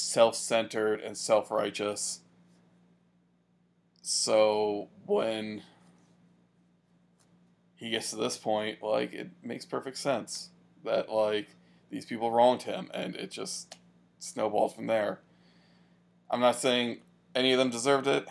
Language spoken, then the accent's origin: English; United States; my hometown was close enough to, like, you could see New York City across the bay